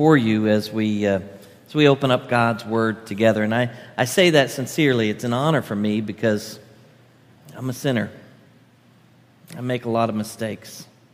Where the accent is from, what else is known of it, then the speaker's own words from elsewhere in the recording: Branson, Missouri, United States; moved away as an adult; I grew up in Branson, Missouri, up in the Ozarks